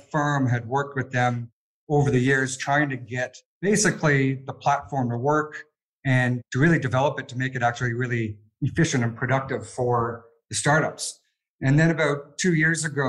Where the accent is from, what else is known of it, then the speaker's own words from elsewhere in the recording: Canada; moved away as an adult; now in Sydney, Australia; I'm Canadian